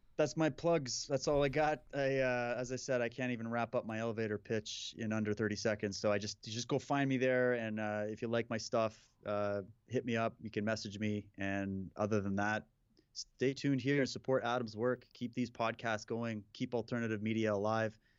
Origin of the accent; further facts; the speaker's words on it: Saskatchewan, Canada; moved away; I grew up in Saskatchewan.